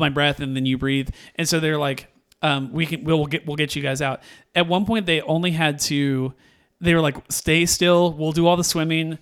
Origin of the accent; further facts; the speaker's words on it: Missouri, United States; we're from Missouri